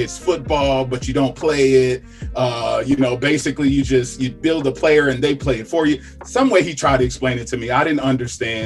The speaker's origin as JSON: {"language": "English", "town": "Milwaukee", "region": "Wisconsin", "country": "United States", "tie": "born or raised there", "moved": "as an adult", "lives_now": "Charlotte, United States", "said": "I was born and raised in Milwaukee, Wisconsin."}